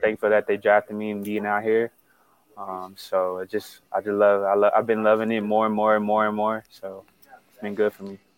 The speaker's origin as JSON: {"language": "English", "region": "Texas", "country": "United States", "moved": "as an adult", "lives_now": "San Diego, United States", "said": "I'm from Texas"}